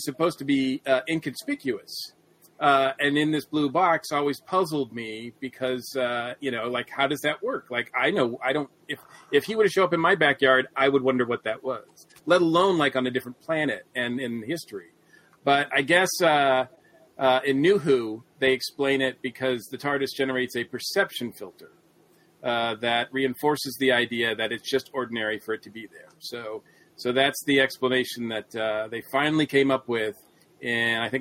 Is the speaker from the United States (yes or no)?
yes; Massachusetts, United States; I'm an American and we don't have police boxes. we didn't have police boxes in Massachusetts.